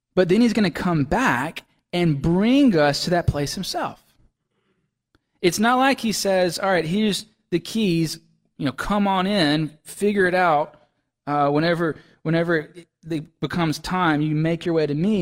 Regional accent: Laurel, Mississippi, United States; now in Maine, United States; whenever I go to visit my folks in Mississippi, that's where I'm from

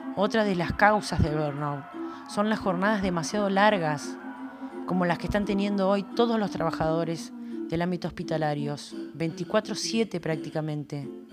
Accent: Argentina

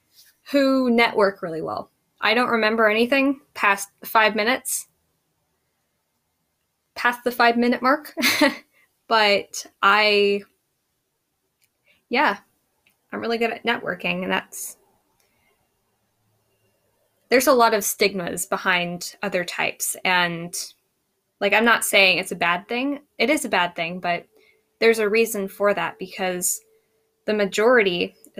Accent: United States; I'm an American

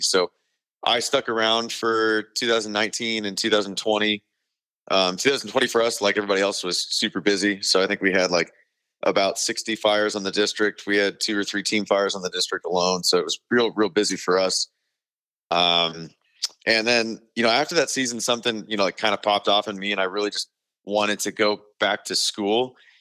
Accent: Arizona, United States; I'm from Arizona, So being from Arizona

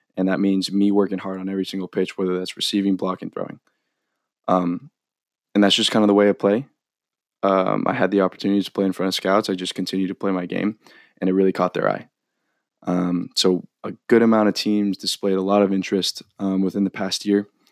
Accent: Novato, California, United States; I'm from Novato, California, which is about thirty to thirty-five minutes north of San Francisco

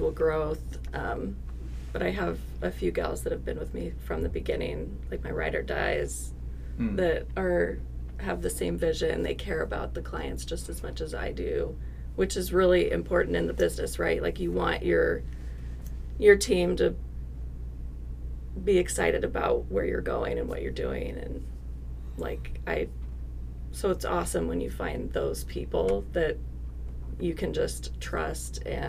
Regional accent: Alaska, United States; I'm from Alaska

